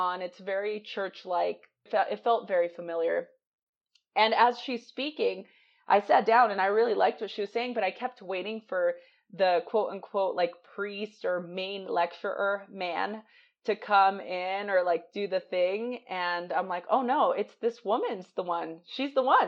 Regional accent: United States; I'm American

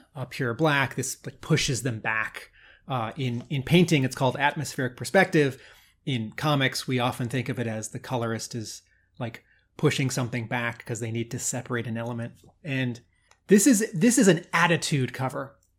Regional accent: United States; I grew up near Washington D.C.

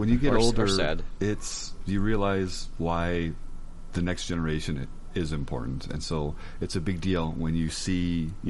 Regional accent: United States; as an American, having not grown up in the UK and or no exposure to their television

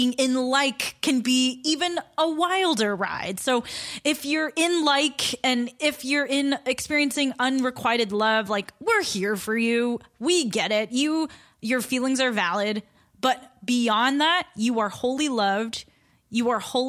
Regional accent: Santa Monica, California, United States; I was born in Santa Monica

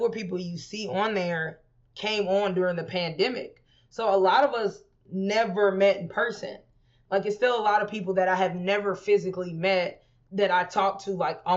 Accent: Houston, Texas, United States; now in Los Angeles, United States; I'm from Houston, where everybody got a gun

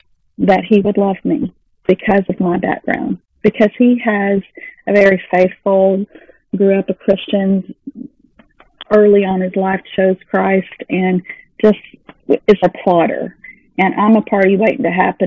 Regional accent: Texas, United States; moved away; also born or lived in Missouri / Dallas-Fort Worth Metroplex; I'm from Texas, then we moved to Missouri, and then came back on my own to back down to the Dallas-Fort Worth Metroplex

